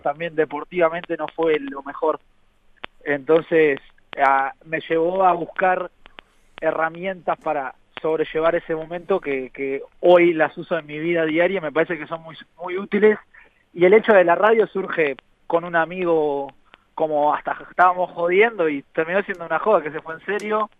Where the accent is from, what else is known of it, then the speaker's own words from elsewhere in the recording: Uruguay; nosotros nos gusta pensar como uruguayos